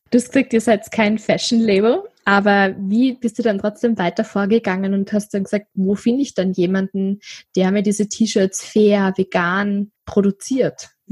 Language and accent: German; Austria; Das würde mich jetzt noch interessieren als Österreicherin.